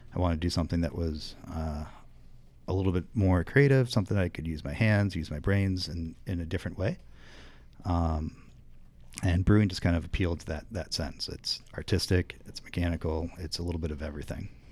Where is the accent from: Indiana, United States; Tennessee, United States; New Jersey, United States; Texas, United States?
Indiana, United States; northern central; moved away as an adult; now in Chicago, United States; I've been living in Chicago since ninety-nine, but I grew up in Indiana